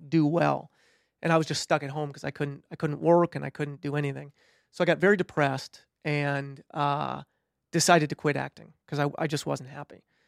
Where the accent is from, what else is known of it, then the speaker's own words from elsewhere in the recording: between Milwaukee and Madison, Wisconsin, United States; moved away; I'm from Wisconsin. Grew up just directly between Milwaukee and Madison